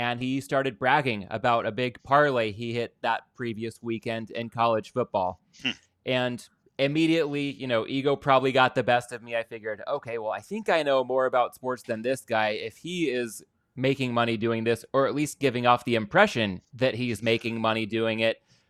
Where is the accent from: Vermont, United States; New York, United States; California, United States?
California, United States; Southern; I'm born and raised in Southern California